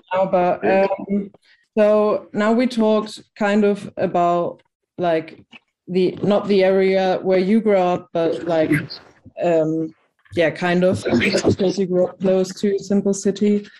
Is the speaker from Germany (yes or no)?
yes; Germany; I'm from Germany